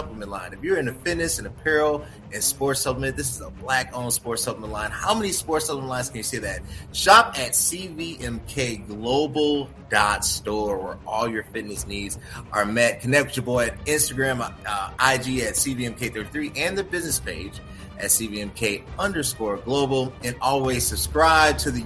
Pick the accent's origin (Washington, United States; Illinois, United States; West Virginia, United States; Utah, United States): Illinois, United States; Chicago; I'm a Chicagoan